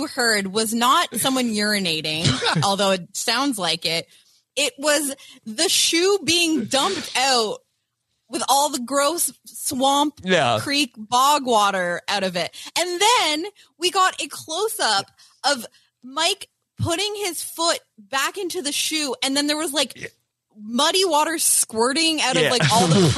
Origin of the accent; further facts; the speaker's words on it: Canada; My experience as a Canadian